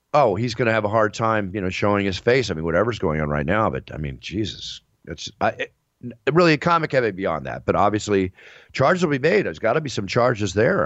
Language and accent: English; Texas, United States; moved away; I grew up in Texas. Part of my life